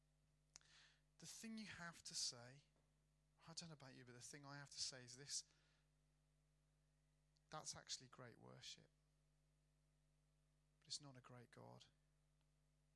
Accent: Birmingham, West Midlands, United Kingdom; I'm from Birmingham, right, which is South Manchester

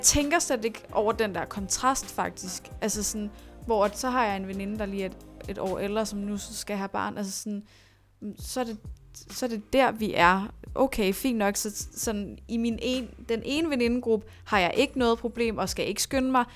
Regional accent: Næstved, Zealand, Denmark; now in Copenhagen, Denmark; nu kommer jeg fra Næstved

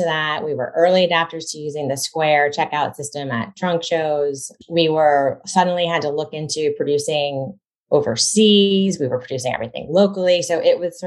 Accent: Wayland, Massachusetts, United States; also born or lived in Vermont; I grew up in the town of Wayland, which is where I happen to also live now

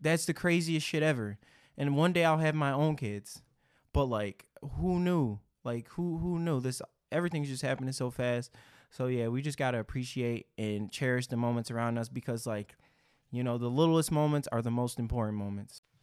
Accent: Detroit, Michigan, United States; growing up in Detroit

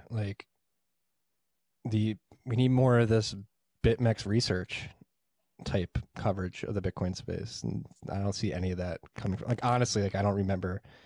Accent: Philadelphia, Pennsylvania, United States; I'm from Northeast Philly

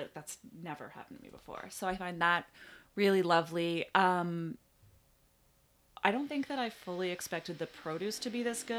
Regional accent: Ottawa, Ontario, Canada; We're like, we're from Ottawa. Like, I don't think we didn't know anyone.

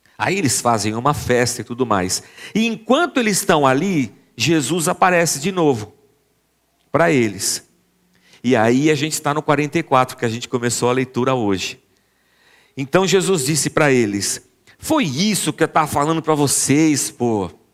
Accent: Brazil; A gente é brasileiro

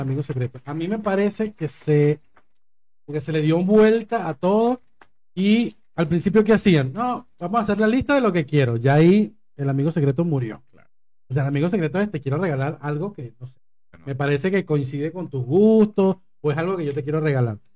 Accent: Acarigua, Portuguesa, Venezuela; now in Argentina; en Acarigua, del pueblo de donde yo vengo

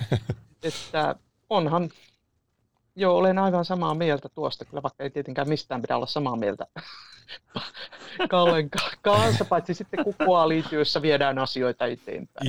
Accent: Iisalmi, North Savo, Finland; now in Tampere, Finland; olen pikkukaupungista, tai sanoinko, olen Iisalmesta

